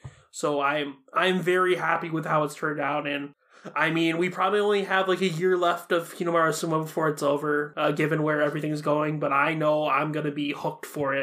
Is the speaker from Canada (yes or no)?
no; Japan; And I'm from Japan. I feel like sometimes its humor kind of goes over my head because of how Japanese-centric it is